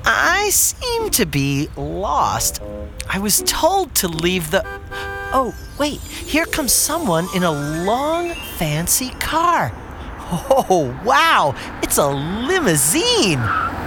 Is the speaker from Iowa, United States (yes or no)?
no; Long Island, New York, United States; I'm from Long Island.